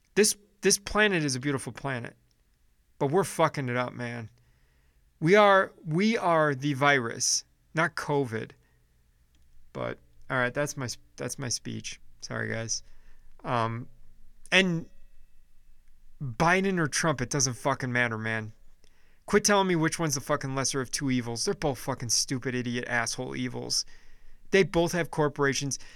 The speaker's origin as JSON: {"language": "English", "town": "Chicago", "region": "Illinois", "country": "United States", "tie": "born or raised there", "also_born_or_lived": "Phoenix", "moved": "as an adult", "lives_now": "Nashville, United States", "said": "I lived in Chicago mo, uh, all my, well, most of my life, up until I was about twenty-seven, and then I moved to Phoenix"}